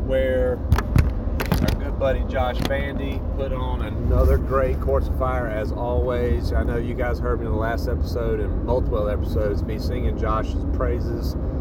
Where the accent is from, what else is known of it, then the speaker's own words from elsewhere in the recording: Southeast, United States; We're from the Southeast. We don't deal with a whole lot of wind